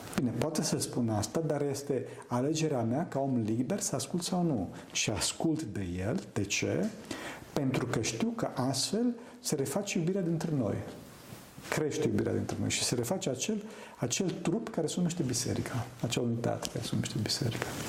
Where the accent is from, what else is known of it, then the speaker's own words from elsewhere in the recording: Romania; eu sunt român